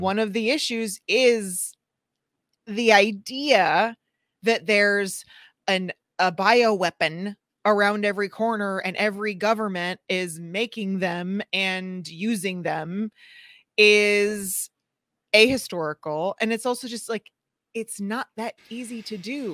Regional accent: St. Louis, Missouri, United States; my hometown in Saint Louis

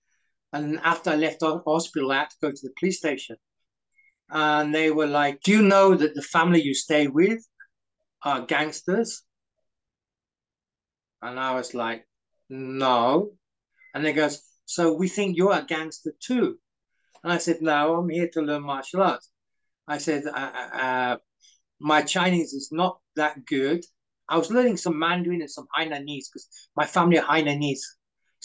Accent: United Kingdom; also born or lived in Malaysia / Coventry / Hong Kong; I'm a British citizen

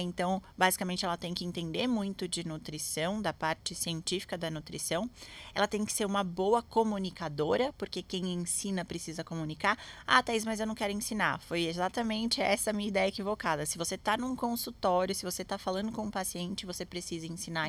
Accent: Santos, São Paulo, Brazil; eu sou de Santos

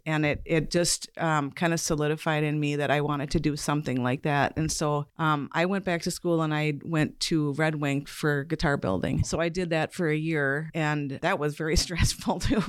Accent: River Falls, Wisconsin, United States; also born or lived in Stillwater, Minnesota / Ashland, Wisconsin / Eau Claire, Wisconsin / Duluth, Minnesota; we moved from Stillwater to um, the River Falls area when I was in third grade. So I most I most spent most of my school years in River Falls.

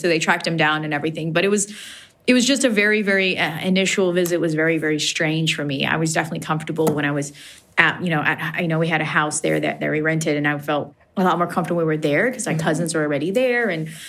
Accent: Afghanistan; Like, I'm from Afghanistan and I couldn't travel in Afghanistan by myself.

